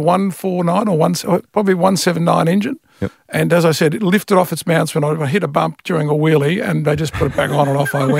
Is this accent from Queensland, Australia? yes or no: no; Fawkner, Victoria, Australia; So I grew up in Faulkner, basically, in Faulkner High.